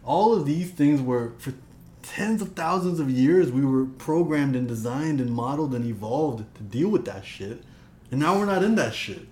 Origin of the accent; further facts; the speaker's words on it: Toronto, Ontario, Canada; I grew up in Toronto. My parents come from Punjab and Rajasthan